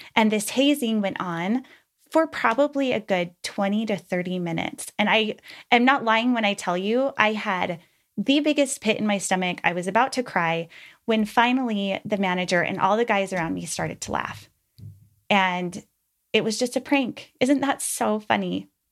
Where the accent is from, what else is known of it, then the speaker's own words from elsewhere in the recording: Utah, United States; I was raised in Utah, the youngest of five